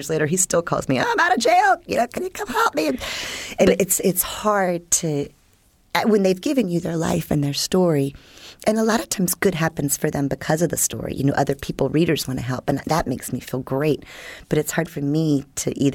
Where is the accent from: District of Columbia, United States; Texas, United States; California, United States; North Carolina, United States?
District of Columbia, United States; Washington; now in St. Petersburg, United States; I grew up in Washington, D.C. during Watergate